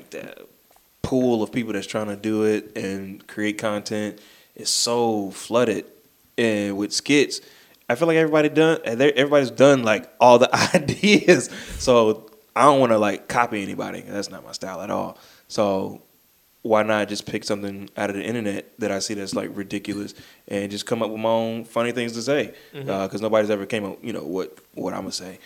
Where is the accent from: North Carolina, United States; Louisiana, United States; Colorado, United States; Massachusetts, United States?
North Carolina, United States; Charlotte; I'm from here. Born and raised Charlotte, North Carolina